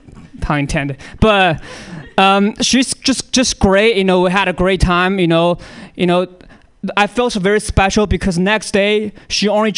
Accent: China; I can make this joke, I'm from China, man.

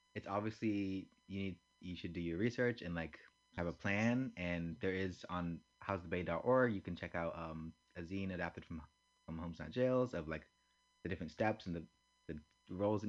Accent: San Francisco, California, United States; I'm not from Oakland, I'm from San Francisco

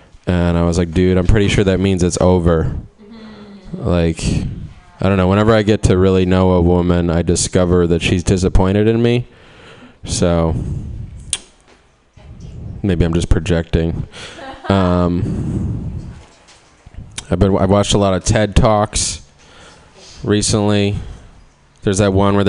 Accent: Cleveland, Ohio, United States; I'm from Cleveland

